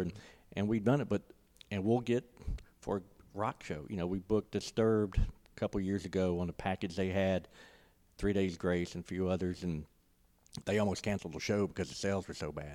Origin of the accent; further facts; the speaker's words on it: Ocean Springs, Mississippi, United States; moved away as an adult; also born or lived in Starkville, Mississippi; now in Tupelo, United States; I'm originally from Ocean Springs